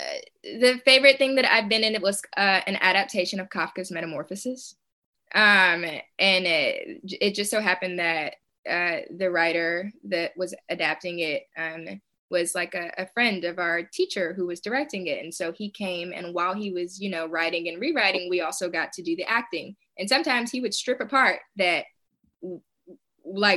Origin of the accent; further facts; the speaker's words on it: Tennessee, United States; moved away as an adult; also born or lived in Murfreesboro, Tennessee / Clarksville, Tennessee; now in Atlanta, United States; I'm a Tennessean born and raised. This is my first time actually living out of state.